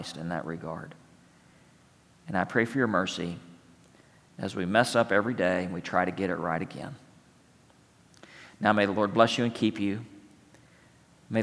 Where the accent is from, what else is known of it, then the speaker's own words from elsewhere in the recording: San Angelo, Texas, United States; moved away; San Angelo, Texas, my hometown